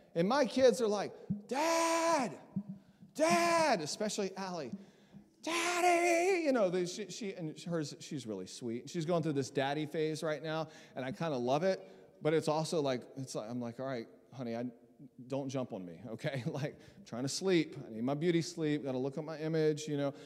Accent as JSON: {"language": "English", "region": "Southeast Texas", "country": "United States", "tie": "born or raised there", "also_born_or_lived": "South Mississippi", "said": "I grew up in Southeast Texas, born in Mississippi, South Mississippi, grew up in Southeast Texas."}